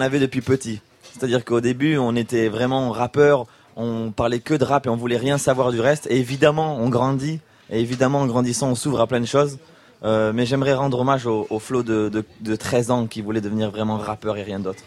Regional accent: Toulouse, Occitania, France; nous quand on vient de Toulouse

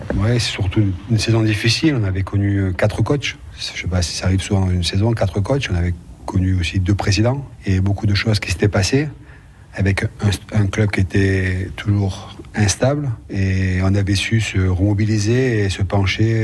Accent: Nice, Provence-Alpes-Côte d'Azur, France; Je suis né à Nice, j'étais formé à Nice, j'étais professionnel à Nice

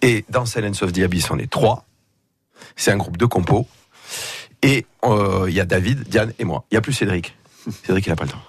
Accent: Tox, Corsica, France; au village chez moi à

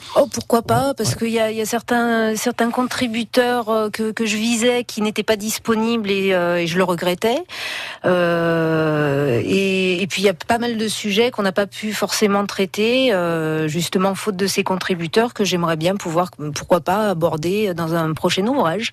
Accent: Haute-Loire, Auvergne-Rhône-Alpes, France; moved away as an adult; now in Montpellier, France; je suis originaire de Haute-Loire

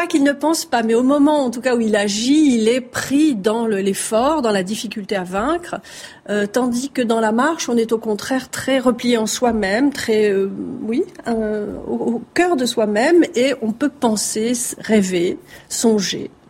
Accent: Marseille, Provence-Alpes-Côte d'Azur, France; j'ai grandi à Marseille et je suis d'origine méditerranéenne

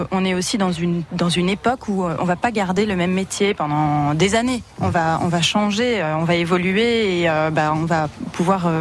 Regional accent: Reims, Grand Est, France; j'ai grandi ici, j'ai grandi à Reims

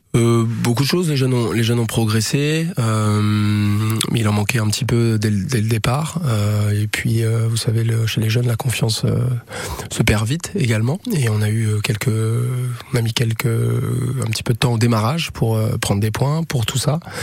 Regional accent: Le Mans, Pays de la Loire, France; je suis natif du Mans

